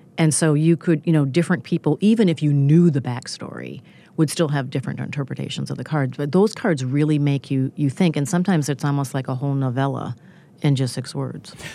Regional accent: Minnesota, United States; I grew up in neighboring Minnesota

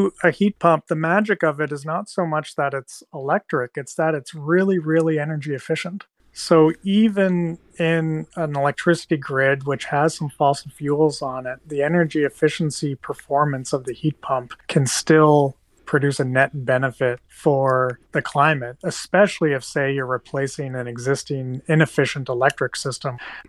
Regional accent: Nova Scotia, Canada; I'm from Nova Scotia

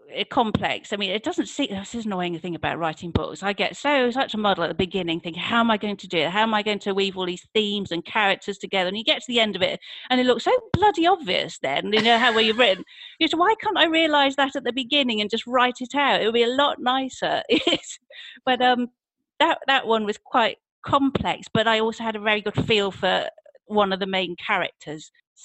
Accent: Wales, United Kingdom; My accent's been through a few changes, I think. Well, I mean, my parents are English, and they moved there when I was four, but I don't really remember anything before that. But now I think I had a bit of a rural accent when I was growing up

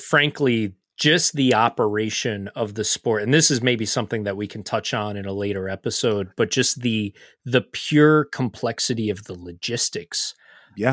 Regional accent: United States; as American fans

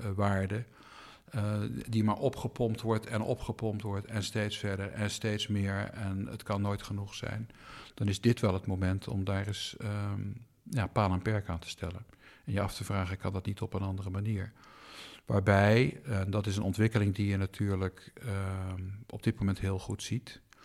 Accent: Eindhoven area, North Brabant, Netherlands; moved away; waar ik ben opgegroeid, het eh, Eindhovense Dagblad, het Brabants

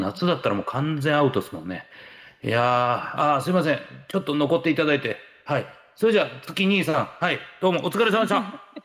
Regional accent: Hiroshima, Japan; now in Tokyo, Japan; 広島、東京

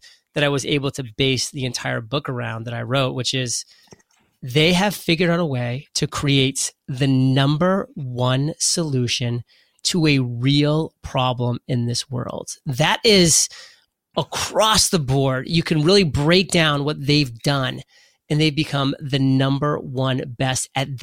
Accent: Maine, United States; I'm from Maine

